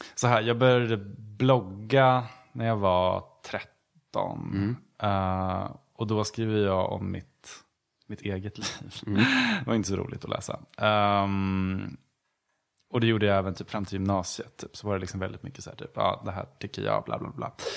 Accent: Gävle, Gävleborg County, Sweden; moved away as an adult; now in Stockholm, Sweden; Jag kommer från Gävle

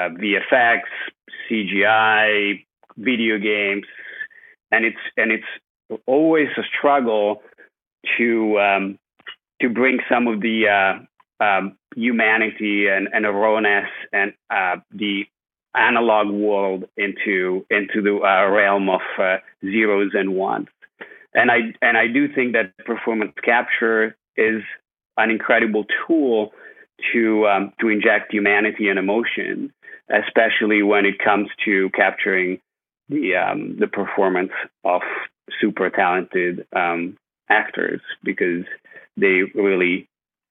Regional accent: Italy; moved away as an adult; also born or lived in Scotland / California; now in Los Angeles, United States; I grew up in Italy

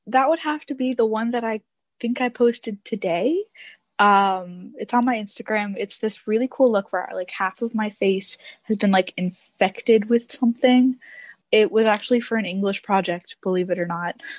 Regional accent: Detroit, Michigan, United States; now in Texas, United States; I'm actually from Detroit, but I'm living in Texas

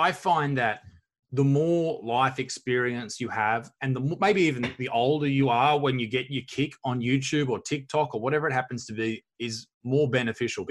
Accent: Newcastle, New South Wales, Australia; I'm from Newcastle in Australia.

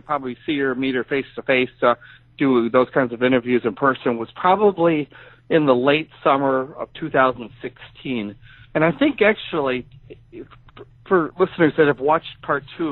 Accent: Joliet, Illinois, United States; also born or lived in Wisconsin; came back to Illinois and took a new job in online journalism back in my hometown area of Joliet

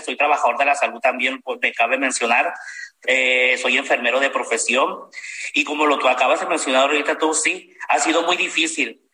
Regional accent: Culiacán, Sinaloa, Mexico; soy de Culiacán, Sinaloa

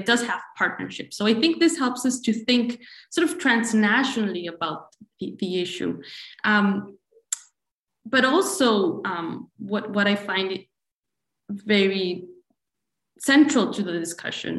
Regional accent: Costa Rica; I'm from Costa Rica.

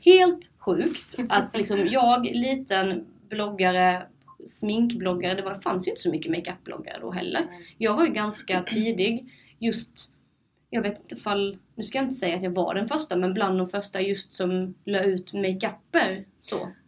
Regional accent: Sölvesborg, Blekinge, Sweden; moved away; also born or lived in Linköping; jag flyttade till Linköping och jag ville att mina vänner hemma i Sölvesborg, min familj och släkt skulle veta vad jag sysslade med

